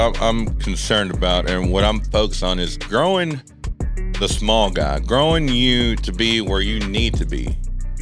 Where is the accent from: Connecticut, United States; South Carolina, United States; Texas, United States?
Texas, United States; I am 32, born and raised in Texas, the greatest country of all.